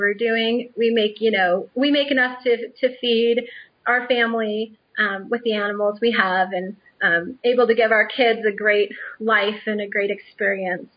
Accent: Orange County, California, United States; I'm from Orange County

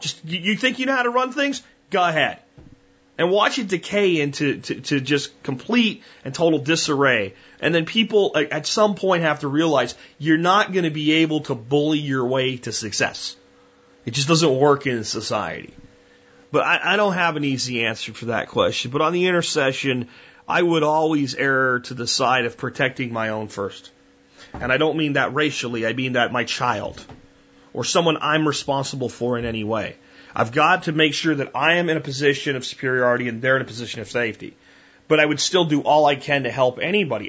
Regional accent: United States; As an American

